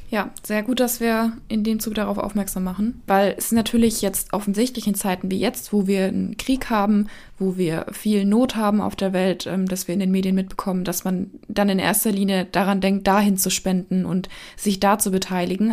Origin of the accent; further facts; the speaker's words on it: Erlenbach Binswangen, Bavaria, Germany; in erlenbach binswangen meinem Heimatort